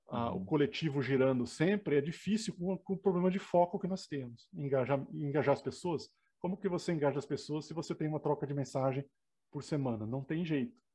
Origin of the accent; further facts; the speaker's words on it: Uruguaiana, Rio Grande do Sul, Brazil; moved away as an adult; also born or lived in Tucunduva, Brazil / Santa Maria, Brazil / Campinas, Brazil / Santa Rita do Sapucaí, Minas Gerais, Brazil; now in Minas Gerais, Brazil; eu cresci que... em Uruguaiana